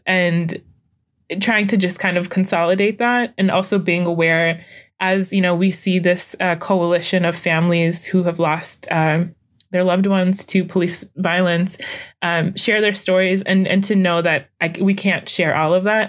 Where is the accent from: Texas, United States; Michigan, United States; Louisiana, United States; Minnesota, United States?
Minnesota, United States; Saint Paul; I'm from Saint Paul, and I've been here